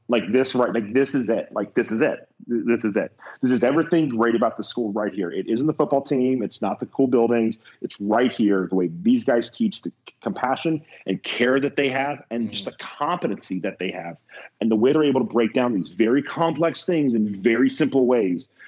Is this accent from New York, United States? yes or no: no; Ohio, United States; I'm from Ohio